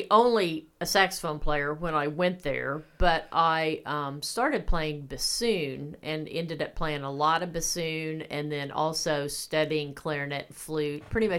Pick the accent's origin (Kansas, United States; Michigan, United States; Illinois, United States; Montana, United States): Kansas, United States; Winfield; No, I grew up in Winfield, Kansas.